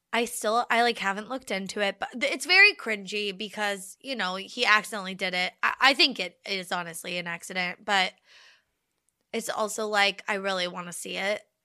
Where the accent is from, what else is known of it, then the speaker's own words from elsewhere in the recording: United States; as an American